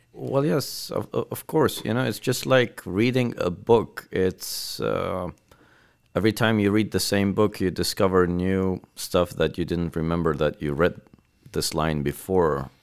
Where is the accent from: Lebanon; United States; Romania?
Lebanon; also born or lived in Beirut; now in Armenia; I grew up in Lebanon